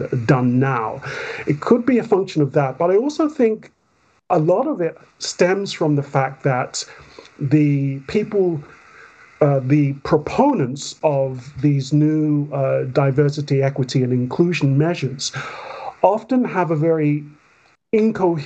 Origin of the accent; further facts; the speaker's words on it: London, United Kingdom; I grew up, I was born in Wandsworth, but I grew up mostly in Stockwell, Peckham, and then Camberwell, and basically Southwest London and Southeast London